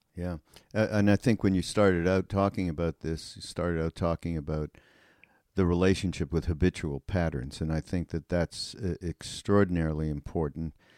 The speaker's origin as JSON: {"language": "English", "country": "Canada", "moved": "yes", "lives_now": "United States", "said": "I'm from Canada"}